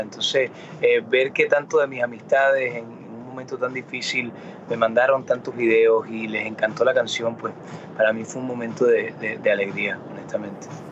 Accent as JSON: {"language": "Spanish", "town": "Miami", "region": "Florida", "country": "United States", "tie": "born or raised there", "first_language": "Spanish", "said": "Nací y me crié en Miami"}